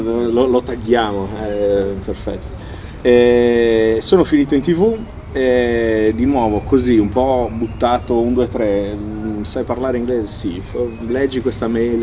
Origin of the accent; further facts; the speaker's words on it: United States; moved away; io sono nato e cresciuto in America, mio papà è americano